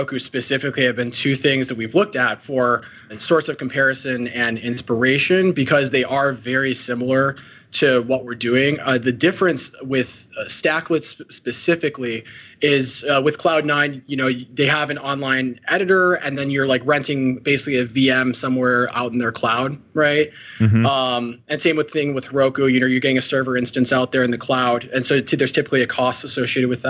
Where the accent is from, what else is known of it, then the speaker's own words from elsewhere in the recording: Chicago, Illinois, United States; now in San Francisco Bay Area, United States; We grew up in Chicago